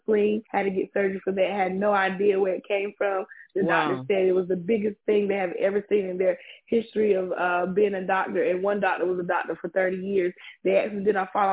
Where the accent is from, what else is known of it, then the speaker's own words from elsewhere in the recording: Pinehurst, North Carolina, United States; I'm from Pinehurst, North Carolina